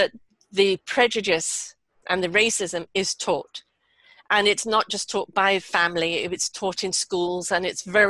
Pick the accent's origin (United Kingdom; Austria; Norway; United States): United Kingdom; England; moved away; also born or lived in South Africa / Canada; I was brought up in England, but I had 11 years in South Africa.